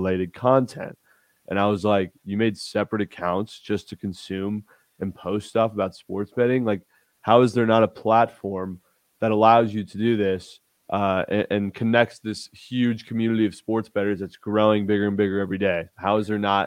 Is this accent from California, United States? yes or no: yes; Newport Beach, California, United States; moved away as an adult; also born or lived in Fort Worth, Texas; So I'm originally from Newport Beach, California. I grew up there, went to high school there, born and raised there